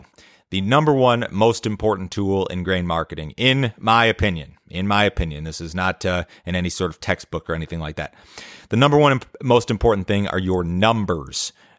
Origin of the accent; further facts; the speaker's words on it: Chicago, Illinois, United States; now in Tennessee, United States; But since I moved to Tennessee from Chicago, where I grew up, I fished a lot more